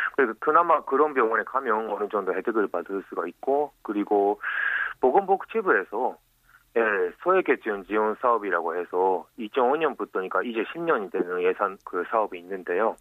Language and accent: Korean; Japan; Korean is a second language; moved away as an adult; now in Busan, South Korea; 일본에서 왔어요